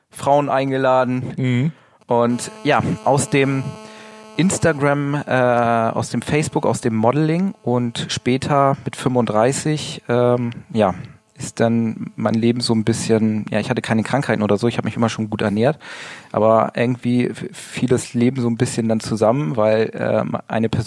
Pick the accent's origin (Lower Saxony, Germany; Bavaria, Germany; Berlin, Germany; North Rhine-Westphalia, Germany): Lower Saxony, Germany; Gnarrenburg; now in Hanover, Germany; komme äh, nicht gebürtig aus Hannover. Ich bin äh, komme vom Land wirklich oben zwischen Bremen und Hamburg, kleines Örtchen namens Gnarrenburg und äh, ich wohne erst seit anderthalb Jahren hier in äh, Hannover.